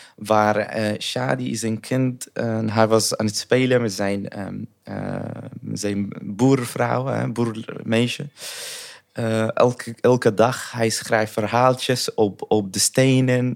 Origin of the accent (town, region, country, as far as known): Sanaa, Amanat Al Asimah, Yemen; born or raised there; Dutch is a second language; moved away as an adult; also born or lived in Saudi Arabia / Taiz; now in Netherlands